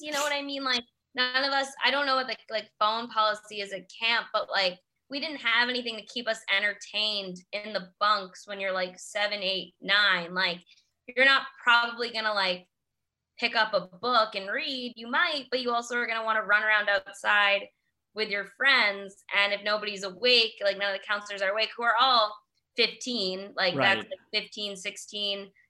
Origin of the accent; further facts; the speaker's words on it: New York City, New York, United States; I am from Queens. I grew up in Queens.